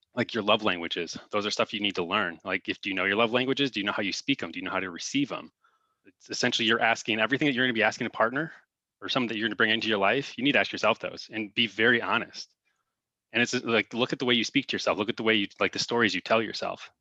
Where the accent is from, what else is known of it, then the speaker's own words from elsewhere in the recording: Crown Point, Indiana, United States; moved away as an adult; now in Arizona, United States; I'm originally from, uh, Crown Point, Indiana